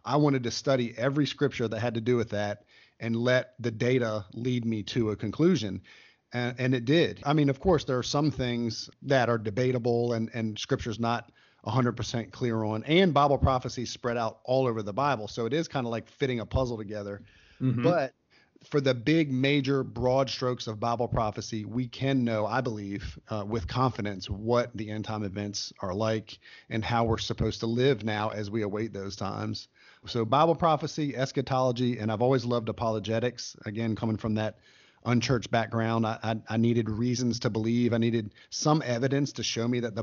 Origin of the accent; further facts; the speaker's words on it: United States; as an American